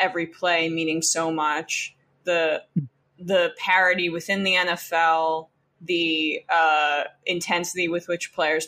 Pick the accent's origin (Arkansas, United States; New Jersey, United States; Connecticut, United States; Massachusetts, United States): New Jersey, United States; I grew up in New Jersey